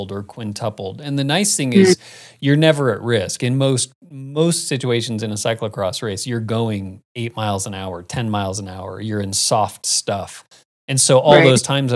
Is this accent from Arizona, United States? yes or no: yes; Phoenix, Arizona, United States; Phoenix, my hometown stomping ground